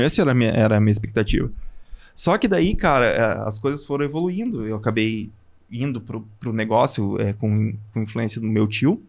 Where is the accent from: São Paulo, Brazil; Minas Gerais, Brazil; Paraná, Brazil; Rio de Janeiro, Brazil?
Paraná, Brazil; Curitiba; now in Passo Fundo, Brazil; eu morava em Curitiba, eu sou de Passo Fundo, mas, mas morei 14 anos em Curitiba